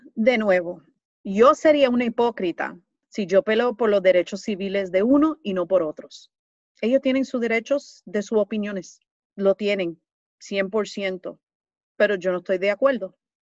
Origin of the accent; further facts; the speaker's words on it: New York City, New York, United States; Yo soy nacida y criada aquí en Nueva York, en el Bronx, pero de familia latina